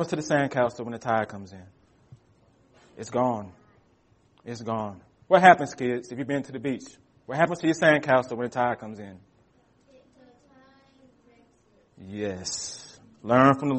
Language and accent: English; United States; we as American Christians